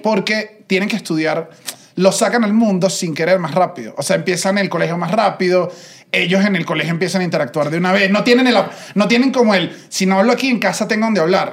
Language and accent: Spanish; Venezuela; yo vengo de Venezuela